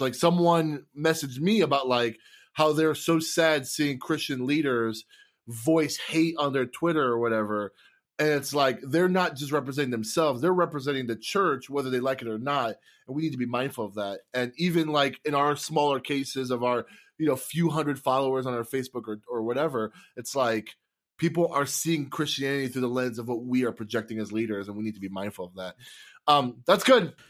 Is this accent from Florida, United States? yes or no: yes; Tampa, Florida, United States; now in Wisconsin, United States; I'm from Tampa, and I live in Wisconsin